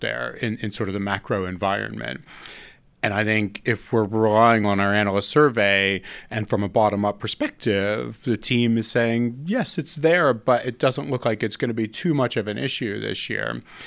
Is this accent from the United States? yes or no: yes; United States; being American myself